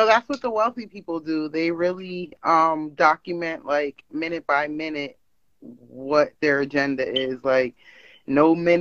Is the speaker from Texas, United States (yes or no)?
no; Pennsylvania, United States; I'm from Pennsylvania.